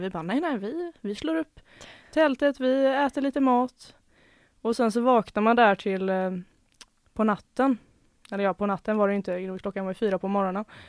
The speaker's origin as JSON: {"language": "Swedish", "town": "Gothenburg", "region": "Västra Götaland", "country": "Sweden", "accent": "Gothenburg dialect", "said": "jag kommer från Göteborgstrakten också så förhoppningsvis så speglas det lite i dialekten"}